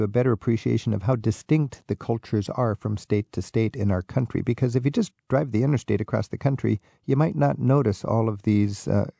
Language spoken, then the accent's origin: English; Washington, United States; And then you cross the Columbia River and you come into my favorite part of the drive, my home state, Washington State.